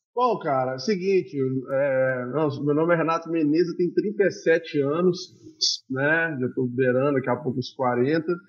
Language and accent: Portuguese; Juiz de Fora, Minas Gerais, Brazil; also born or lived in Ituiutaba; eu nasci em Tuiutaba, vim para Juiz de Fora com muito novo e vivi minha vida inteira aqui